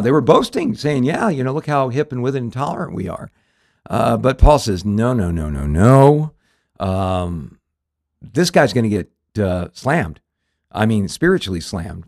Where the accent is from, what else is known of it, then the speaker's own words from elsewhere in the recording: Southern California, United States; we grew up in Southern California